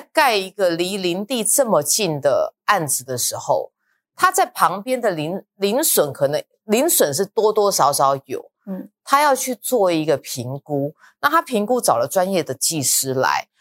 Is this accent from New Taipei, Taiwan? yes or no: yes; Luzhou, New Taipei, Taiwan; 我以前我老家在泸州那边